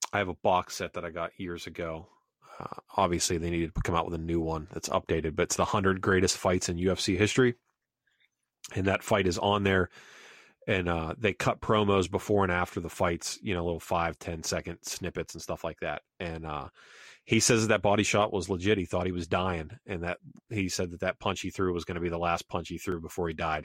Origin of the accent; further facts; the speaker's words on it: Pennsylvania, United States; now in South Carolina, United States; growing up in Pennsylvania and now South Carolina